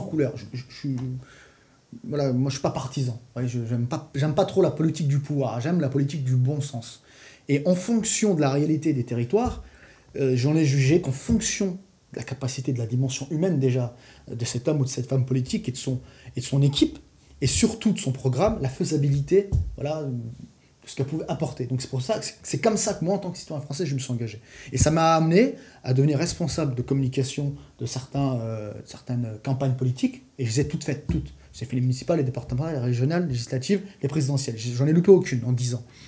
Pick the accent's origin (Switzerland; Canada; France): France; en tant que Français